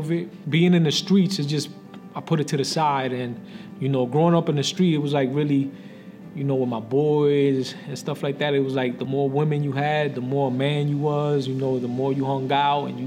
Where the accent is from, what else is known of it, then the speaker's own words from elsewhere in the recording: Paterson, New Jersey, United States; I was born in Patterson, raised in Patterson